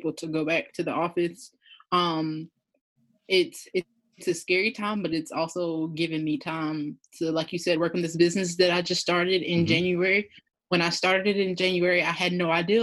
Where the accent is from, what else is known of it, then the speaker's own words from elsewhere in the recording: Williston, South Carolina, United States; I'm from a small town called Williston, South Carolina